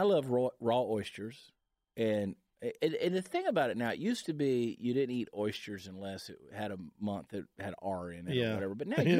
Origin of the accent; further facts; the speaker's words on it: Augusta, Georgia, United States; now in Dallas-Fort Worth, United States; I grew up in Augusta, Georgia, where we didn't have brisket. We got pork barbecue.